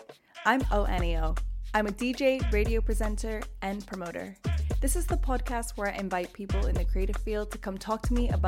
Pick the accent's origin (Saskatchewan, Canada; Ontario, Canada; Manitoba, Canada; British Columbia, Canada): Ontario, Canada; Toronto; so I grew up in Toronto in quite a mixed school. There were loads of different cultures and a lot of people who weren't from Canada as well that immigrated to Canada.